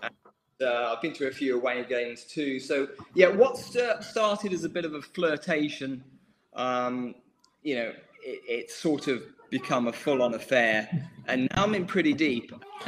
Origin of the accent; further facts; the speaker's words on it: West Midlands, United Kingdom; moved away as an adult; now in Sutton, United Kingdom; So, I'm from the Midlands, from the West Midlands. So, grew up supporting West Brom.